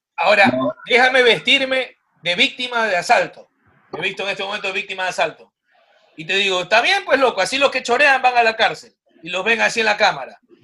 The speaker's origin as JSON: {"language": "Spanish", "town": "Machala", "region": "El Oro", "country": "Ecuador", "said": "en Machala, yo soy de Machala"}